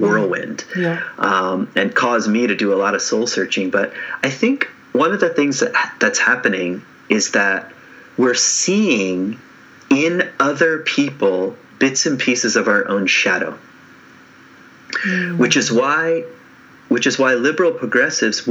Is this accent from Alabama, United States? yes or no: no; Lynchburg, Virginia, United States; I grew up in the South, in Virginia. I grew up 45 minutes from Charlottesville in a town called Lynchburg